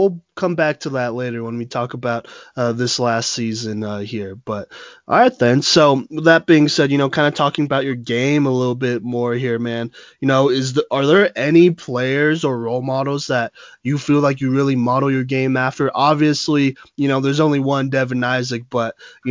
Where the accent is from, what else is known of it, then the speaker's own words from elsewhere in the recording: Plano, Texas, United States; also born or lived in Dallas; I grew up over in Plano for a really long time, actually, for about 15, 16 years of my life